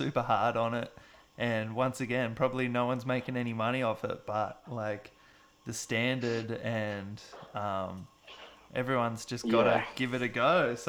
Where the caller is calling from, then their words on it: Wollongong, New South Wales, Australia; I'm calling from the Gong.